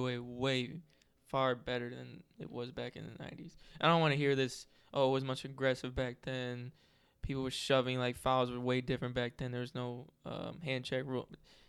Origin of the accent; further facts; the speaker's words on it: Cleveland, Ohio, United States; we're from Cleveland